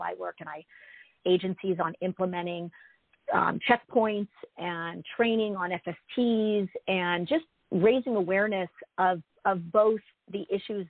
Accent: Los Angeles, California, United States; I grew up in Pacific Palisades

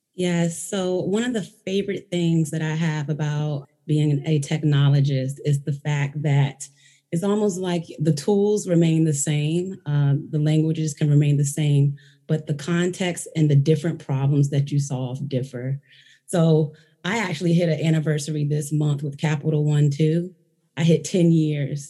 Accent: Virginia, United States; I am from Virginia. I am a Virginian through and through.

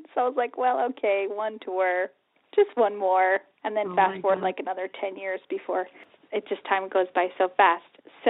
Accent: near Holloman Air Force Base, New Mexico, United States; also born or lived in Tennessee / Connecticut / Kings Bay; now in San Antonio, United States; I grew up near Holloman Air Force Base.

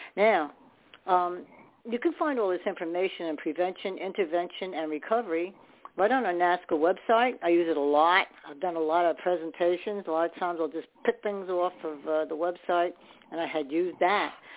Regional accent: New York City, New York, United States; I was born in New York too

